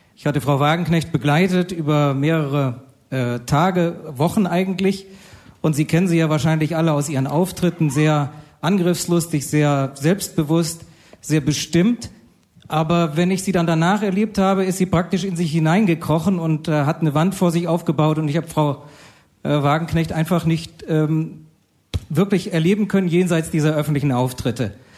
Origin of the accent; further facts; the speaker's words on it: Bad Kreuznach, Rhineland-Palatinate, Germany; in meinem Heimatort Bad Kreuznach